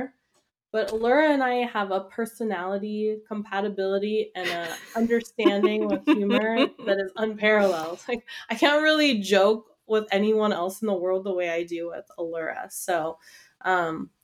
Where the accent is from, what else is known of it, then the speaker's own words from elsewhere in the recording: Los Angeles, California, United States; So I grew up in Los Angeles.